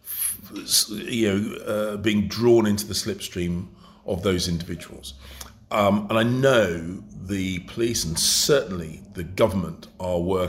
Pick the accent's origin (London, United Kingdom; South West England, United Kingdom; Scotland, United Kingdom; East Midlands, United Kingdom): London, United Kingdom; I was born and brought up in London